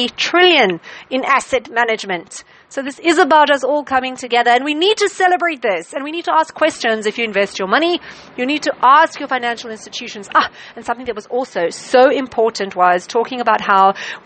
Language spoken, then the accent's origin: English; South Africa; as a South African